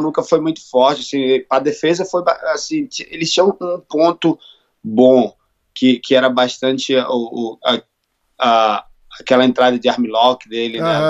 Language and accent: Portuguese; Manaus, Amazonas, Brazil; moved away as an adult; now in Texas, United States; Sou de Manaus.